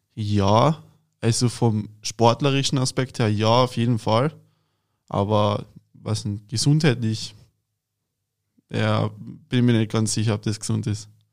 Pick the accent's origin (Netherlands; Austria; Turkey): Austria; Klagenfurt-Land, Carinthia; now in Berlin, Germany; ich bin aus Klagenfurt-Land, das ist in Kärnten in Österreich